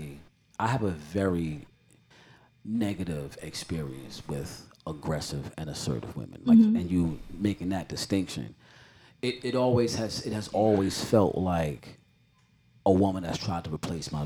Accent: Jamaica; I'm Jamaican.

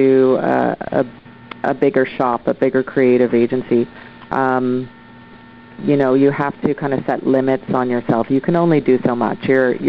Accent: Oshawa, Ontario, Canada; now in Vancouver, Canada; I'm originally from Oshawa, Ontario. I moved across Canada to Vancouver, BC, and set up shop.

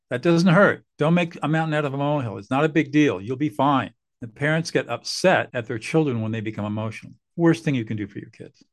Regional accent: Southern California, United States; also born or lived in New Hampshire; I grew up in Southern California

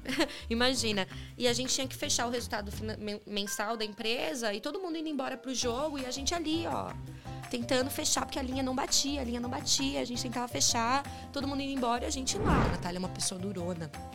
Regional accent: São Caetano do Sul, São Paulo, Brazil; Sou de São Caetano, São Caetano do Sul, ABC, né? É, fui criada pelos meus avós avós paternos

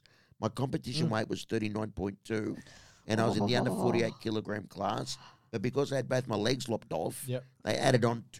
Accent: North Richmond, New South Wales, Australia; my hometown of North Richmond in Western Sydney.

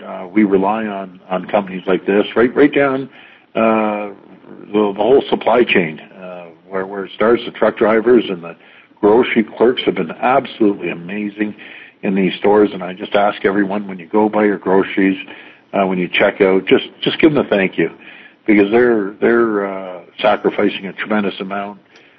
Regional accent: Canada; And I've never been more proud of people in Ontario and being a Canadian.

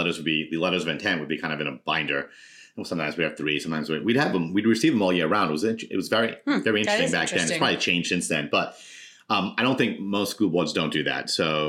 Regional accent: Woonsocket, Rhode Island, United States; I was on my school committee in my hometown in Woonsocket for about 6 years.

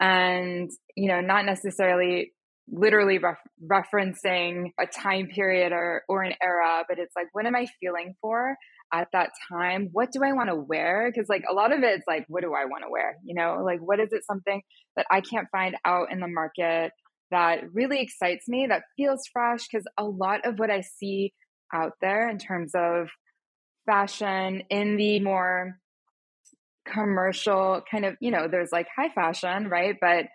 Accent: Pakistan; also born or lived in United States; which I'm Pakistani and American. I grew up in both places, and that definitely has an influence on my personal style.

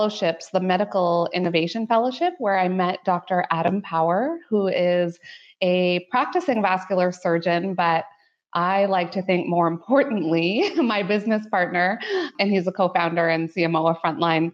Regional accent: Ottawa, Ontario, Canada; moved away as an adult; now in London, Canada; I was born and raised in Canada's lovely capital city of Ottawa

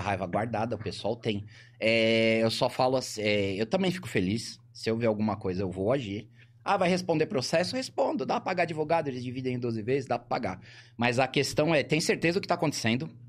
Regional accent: São Paulo, Brazil; moved away as an adult; now in Ribeirão Preto, Brazil; nasci em São Paulo, vim pra cá

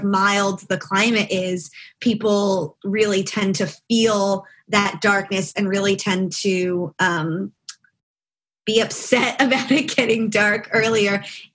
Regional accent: Freehold, New Jersey, United States; moved away as an adult; also born or lived in Tromsø, Norway / Scotland; I'm from the town where Bruce Springsteen is from

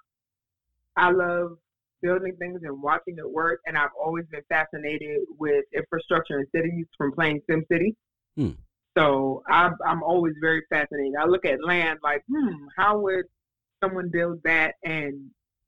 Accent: New York City, New York, United States; moved away as an adult; now in South Carolina, United States; when I was growing up in New York

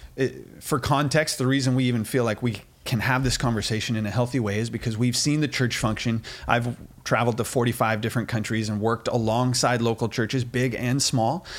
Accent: United States; we're American

